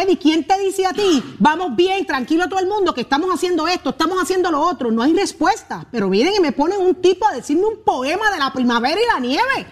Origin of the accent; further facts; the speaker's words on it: Puerto Rico; Yo soy puertorriqueña